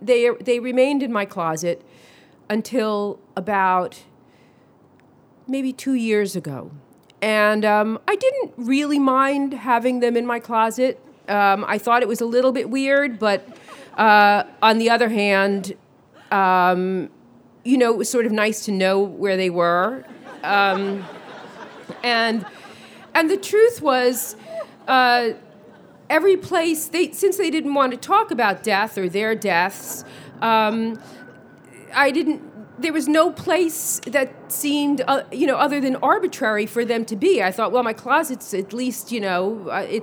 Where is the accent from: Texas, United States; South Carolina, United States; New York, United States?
New York, United States; New York City; I grew up in Brooklyn.